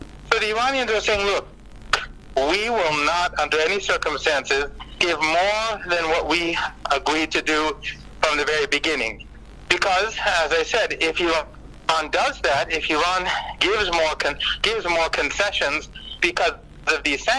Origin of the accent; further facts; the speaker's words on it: South Africa; Well, I think as a South African, maybe an example that I can give you